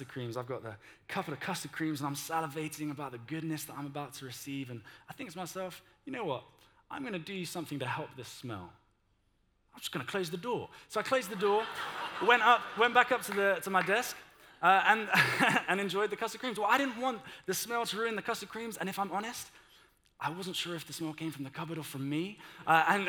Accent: United Kingdom; we're too British for

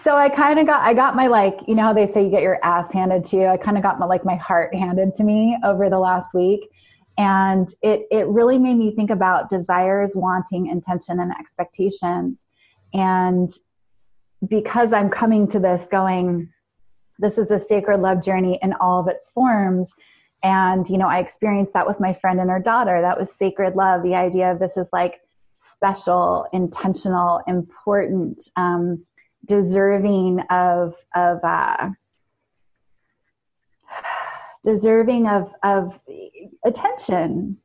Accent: New York, United States; New York

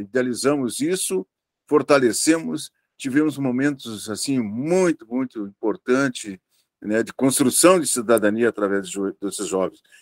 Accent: Vacaria, Rio Grande do Sul, Brazil; now in Pelotas, Brazil; lá na minha cidade, que eu sou de Vacaria

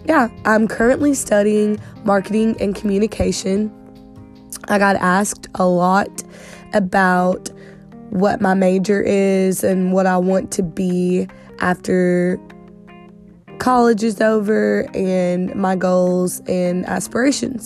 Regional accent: Southeast Missouri, United States; I'm from Southeast Missouri.

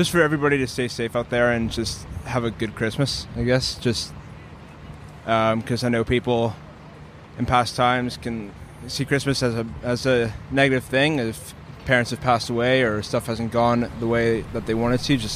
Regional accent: Los Angeles, California, United States; I'm from Los Angeles, but my parents are. Well, my mom is from here, and my dad is from Chicago.

